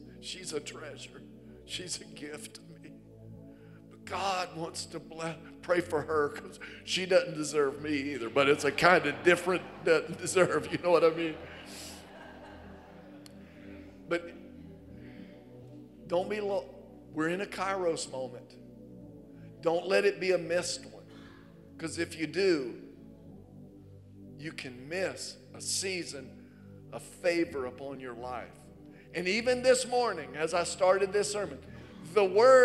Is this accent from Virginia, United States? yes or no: yes; Virginia, United States; moved away as an adult; growing up in Virginia, I think Virginia's the prettiest. I've been here since 89, more than half of my life